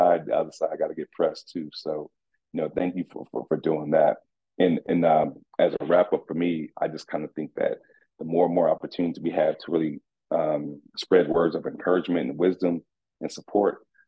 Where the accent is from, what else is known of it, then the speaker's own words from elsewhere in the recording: Orlando, Florida, United States; now in Atlanta, United States; I'm from Rock Lake, man. Rock Lake, West Orlando